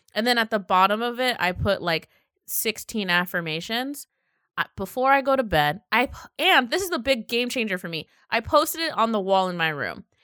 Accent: Seattle, Washington, United States; I come from Seattle

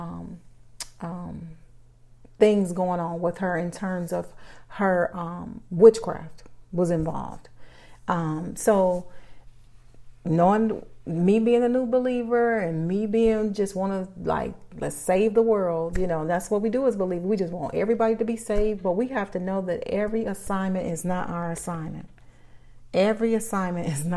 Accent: Chicago, Illinois, United States; I'm born and raised in Chicago

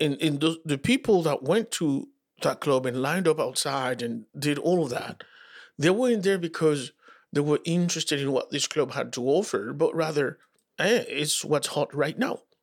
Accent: Dominican Republic; moved away; also born or lived in Santo Domingo; I grew up in the Dominican Republic

